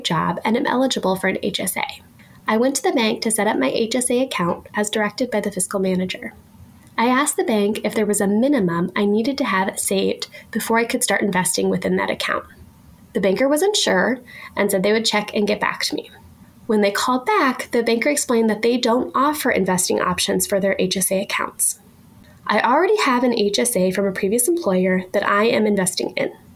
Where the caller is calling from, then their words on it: Northeast Iowa, United States; I'm calling from Northeast Iowa.